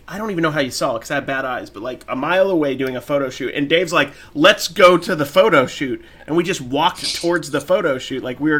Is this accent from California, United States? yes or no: yes; California, United States; Yes, I grew up in California.